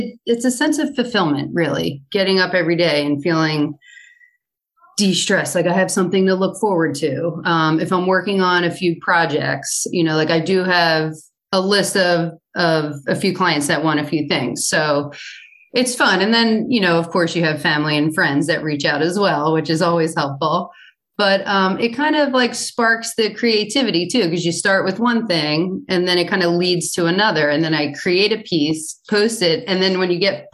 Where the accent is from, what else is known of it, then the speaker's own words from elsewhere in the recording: Northeast, United States; also born or lived in Center City, Philadelphia; now in Havertown, United States; I have always been raised on Wawa. I am from the Northeast, so I know Wawa very well